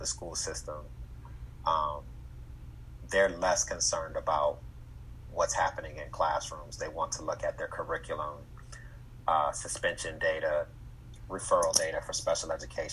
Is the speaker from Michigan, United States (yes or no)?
yes; Detroit, Michigan, United States; we grew up in Detroit